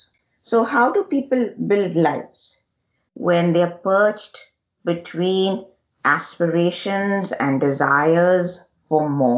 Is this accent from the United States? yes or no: no; Telangana, India; I'm originally from the Telangana region of the Deccan in South India